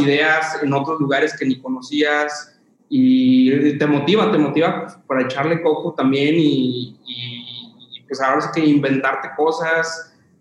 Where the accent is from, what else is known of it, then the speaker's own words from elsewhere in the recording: Zacatecas, Mexico; yo soy originario de Zacatecas